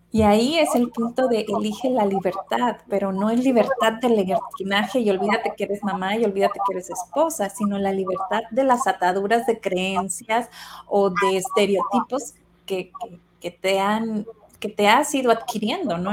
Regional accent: Sinaloa, Mexico; de donde yo soy, eh, em, en Sinaloa, somos como familias muy tradicionales

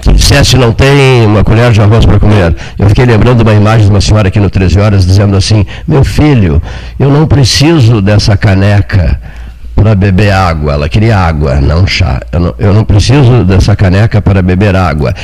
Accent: Pelotas, Rio Grande do Sul, Brazil; Nós que somos de Pelotas

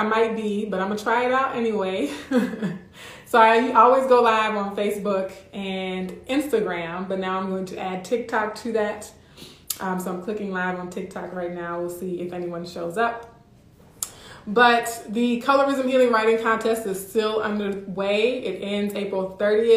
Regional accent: Louisiana, United States; now in Midwest, United States; I'm from Louisiana

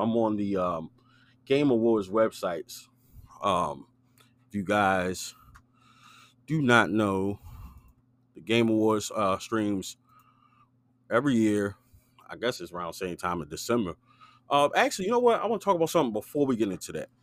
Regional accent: Maryland, United States; we're from Maryland

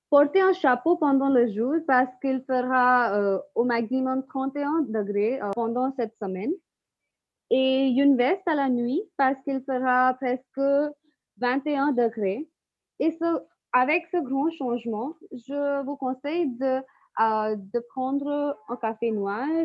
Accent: India; on, revient chez nous en Inde

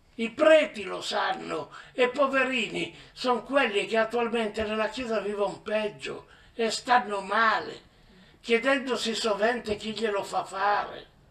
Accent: Piedmont, Italy; il mio paese dove sono nato

